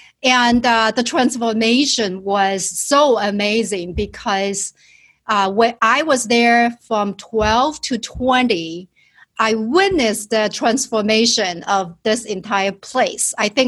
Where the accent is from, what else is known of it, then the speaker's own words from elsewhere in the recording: southern China, China; English is a second language; moved away as an adult; now in United States; I was born and raised in China and in southern part of China.